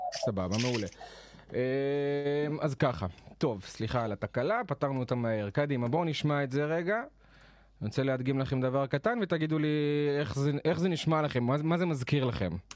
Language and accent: Hebrew; Jerusalem, Jerusalem District, Israel; moved away as an adult; also born or lived in northern Israel; במקור אני מירושלים, חייתי שם כל השנים, עד לפני שנה וקצת